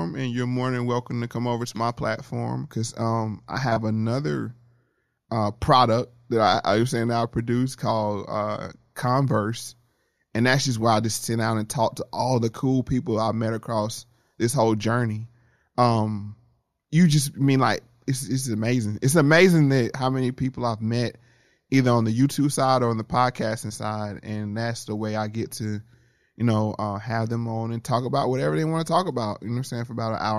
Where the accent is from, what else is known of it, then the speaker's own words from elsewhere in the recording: Durham, North Carolina, United States; I'm from Durham